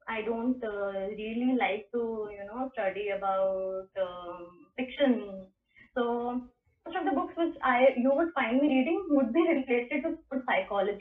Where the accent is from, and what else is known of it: India